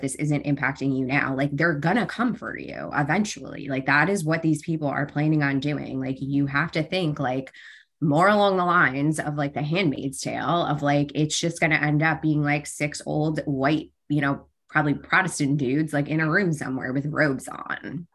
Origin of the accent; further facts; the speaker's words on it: New York, United States; I grew up in New York, which is a decent place right outside New York City